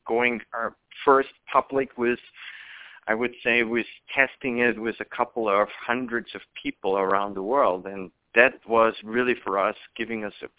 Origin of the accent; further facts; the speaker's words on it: Vienna, Austria; moved away as an adult; now in United States; I'm originally from Austria, Vienna, and I moved 2 years ago to the United States